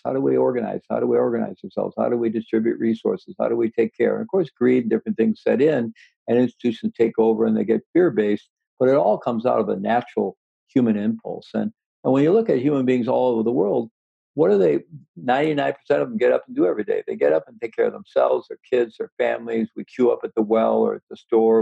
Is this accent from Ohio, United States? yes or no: no; Missouri, United States; I was born in Missouri, you know, and I had good rational skeptical education in Missouri, the Show Me State.